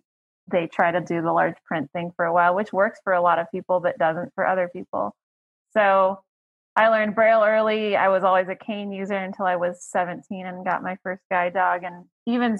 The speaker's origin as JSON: {"language": "English", "town": "Fort Collins", "region": "Colorado", "country": "United States", "tie": "born or raised there", "also_born_or_lived": "Texas", "said": "I was born in Colorado"}